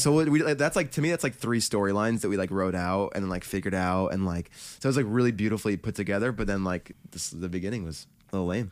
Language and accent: English; New Jersey, United States; we're from New Jersey